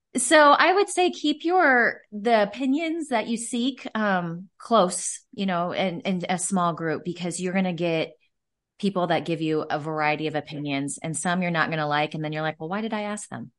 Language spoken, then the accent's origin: English; Omaha, Nebraska, United States; I, uh, am born and raised in Omaha, Nebraska, and so that's where I'm from, that's where my roots are